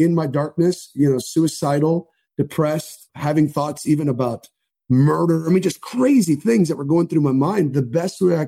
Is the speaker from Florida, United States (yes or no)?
yes; Miami Beach, Florida, United States; I grew up in Miami Beach, so a very big Jewish population